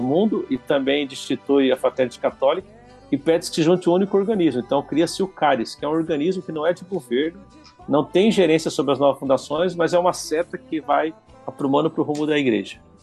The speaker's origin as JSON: {"language": "Portuguese", "region": "São Paulo", "country": "Brazil", "said": "Eu sou de São Paulo, capital"}